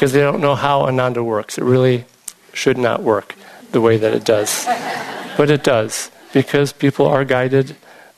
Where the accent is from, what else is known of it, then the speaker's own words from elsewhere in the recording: Illinois, United States; moved away; I was growing up in Illinois